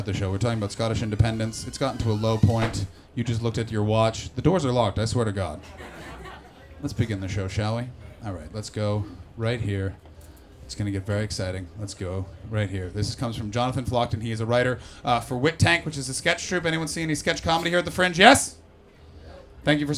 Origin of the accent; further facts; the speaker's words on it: Canada; I'm from Canada